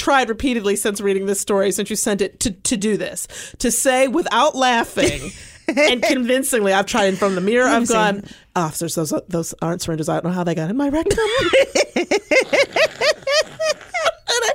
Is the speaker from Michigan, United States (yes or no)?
yes; Detroit, Michigan, United States; I'm from Detroit.